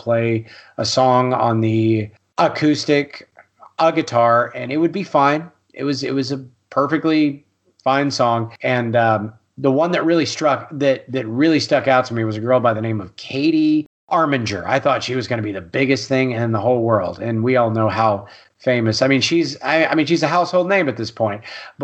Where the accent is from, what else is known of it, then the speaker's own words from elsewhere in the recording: Austin, Texas, United States; I am from Austin, Texas.